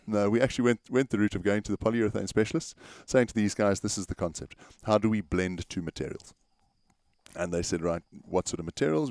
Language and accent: English; South Africa; As South African artists